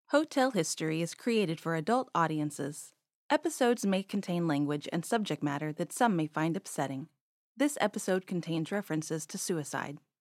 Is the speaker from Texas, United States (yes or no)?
yes; Texas, United States; I grew up in Texas